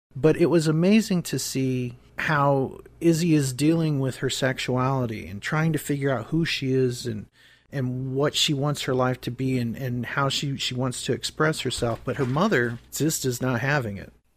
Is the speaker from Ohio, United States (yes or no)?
yes; Pymatuning Valley, outside Cleveland, Ohio, United States; I grew up in Pamatooning Valley outside of Cleveland, right on the cusp of Pennsylvania and Ohio